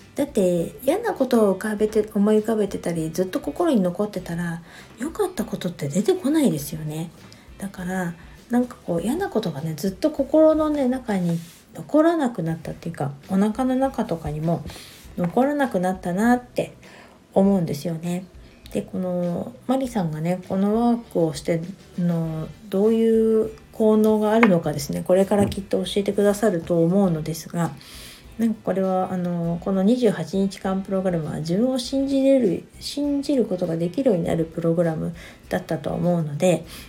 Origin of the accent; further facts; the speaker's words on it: Niigata, Japan; moved away; 私の実家新潟の方にちょっと帰ってこようと思